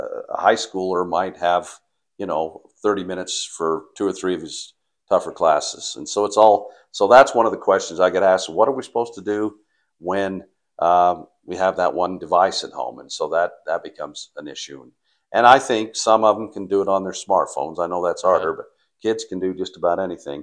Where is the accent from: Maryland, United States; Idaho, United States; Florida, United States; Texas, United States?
Idaho, United States; Paris; moved away; I grew up in Paris, Idaho